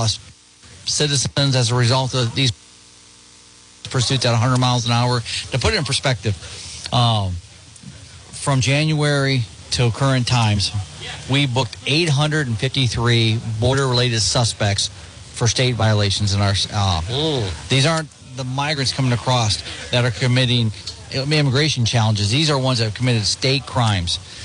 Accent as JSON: {"language": "English", "region": "Midwest", "country": "United States", "tie": "born or raised there", "moved": "as an adult", "lives_now": "Arizona, United States", "said": "I grew up in the Midwest"}